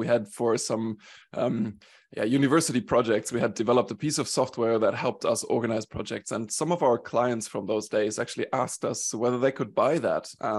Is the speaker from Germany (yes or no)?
yes; Germany; born there; also born or lived in Sweden / Switzerland; I consider myself a little bit of a European. I was born in Germany. I moved around a bit. I spent 7 years in Sweden.